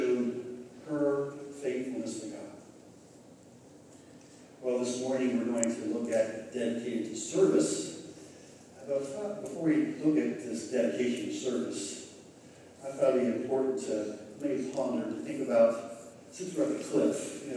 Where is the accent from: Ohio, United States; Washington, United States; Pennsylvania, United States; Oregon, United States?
Ohio, United States; Greenfield; growing up in Highland County in Greenfield